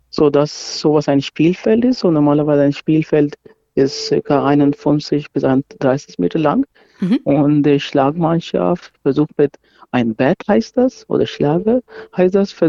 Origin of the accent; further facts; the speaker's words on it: Pakistan; now in Nuremberg, Germany; ich komme ursprünglich aus Pakistan, aber ich habe in Deutschland studiert.